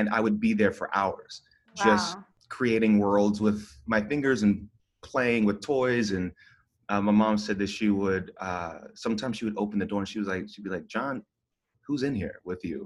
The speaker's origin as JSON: {"language": "English", "town": "Stone Mountain", "region": "Georgia", "country": "United States", "tie": "born or raised there", "said": "But the truth is, it's like Stone Mountain area. So right outside of Atlanta."}